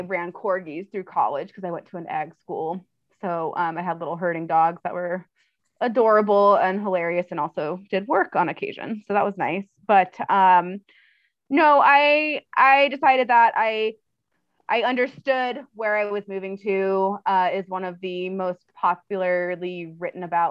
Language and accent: English; Orange County, California, United States; now in Montana, United States; I'm from Orange County originally, which is like the bougie part between LA and San Diego.